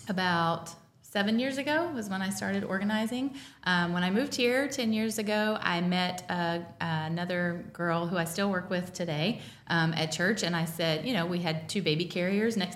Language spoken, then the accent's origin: English; North Carolina, United States; now in Missouri, United States; I am from North Carolina originally.